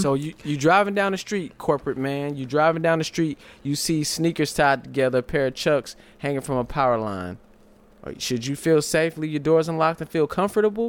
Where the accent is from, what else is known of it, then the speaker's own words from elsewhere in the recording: St. Louis, Missouri, United States; also born or lived in California; I was born in California, moved to Saint Louis.